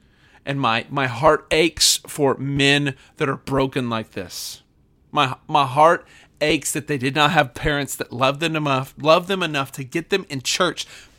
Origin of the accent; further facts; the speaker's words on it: Oklahoma, United States; what happened in my hometown here in Oklahoma with the public square display of debauchery on the stage